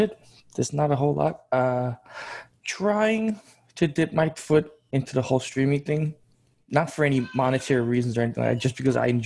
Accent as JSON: {"language": "English", "country": "Georgia", "also_born_or_lived": "New York, United States", "moved": "yes", "lives_now": "Tennessee, United States", "said": "I come from the Republic of Georgia over in on the Asian continent."}